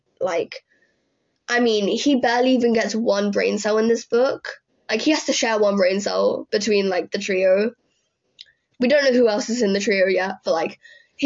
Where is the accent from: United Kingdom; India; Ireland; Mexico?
United Kingdom; England; I'm British